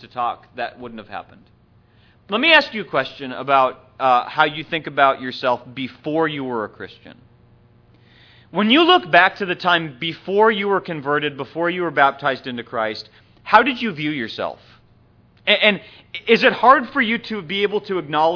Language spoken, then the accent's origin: English; Minnesota, United States; also born or lived in San Diego, California; now in Atlanta, United States; I grew up in Minnesota, and I didn't really feel at home there either